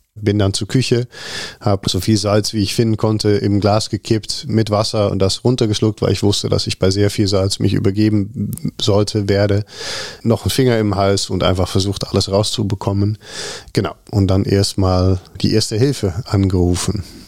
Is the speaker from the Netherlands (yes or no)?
yes; Netherlands; German is a second language; moved away as an adult; also born or lived in Rotterdam; now in Cologne, Germany; ich bin Holländer